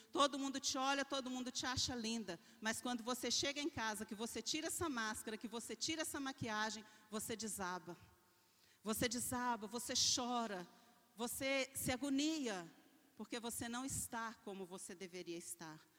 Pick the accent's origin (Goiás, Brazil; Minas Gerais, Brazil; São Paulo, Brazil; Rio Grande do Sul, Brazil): Minas Gerais, Brazil; Belo Horizonte; eu nasci na periferia, numa favela em Belo Horizonte, uma das mais perigosas